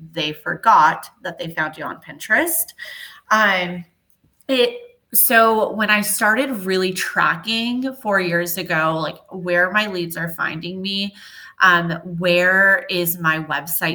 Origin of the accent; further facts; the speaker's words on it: Southern California, United States; moved away as an adult; now in Dallas, United States; I am originally from Southern California.